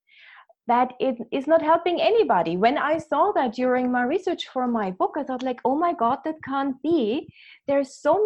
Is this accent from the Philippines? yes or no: no; Vienna, Austria; English is a second language; moved away as an adult; also born or lived in New York City; now in United States; I have an accent, as you can hear. I was born in Vienna, Austria, and came to America when I was in my mid-20s